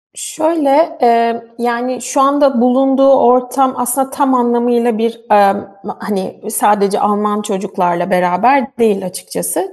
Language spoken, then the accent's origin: Turkish; Turkey; moved away as an adult; now in Germany; bütün eğitim hayatım boyunca e, hani tamamen Türk sisteminde yetiştim